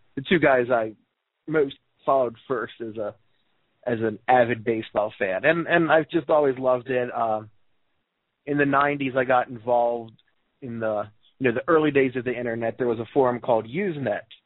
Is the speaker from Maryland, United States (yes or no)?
yes; Baltimore, Maryland, United States; I'm from Baltimore